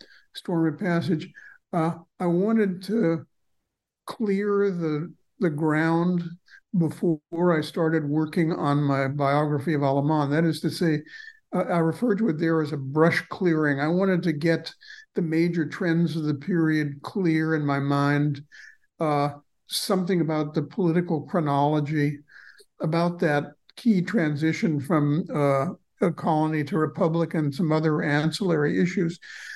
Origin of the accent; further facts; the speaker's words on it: Los Angeles, California, United States; I was born in Los Angeles, which even at the time in the 1950s when I was growing up was a heavily Mexicanized city and becoming more and more so.